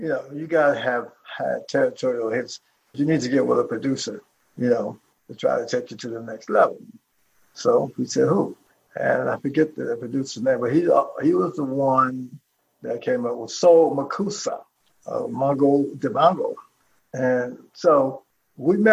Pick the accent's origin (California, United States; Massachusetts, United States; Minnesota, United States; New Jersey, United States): New Jersey, United States; Jersey City; also born or lived in Youngstown, Ohio; I was born in Youngstown, Ohio, my brother and I. We moved to Jersey City in 1960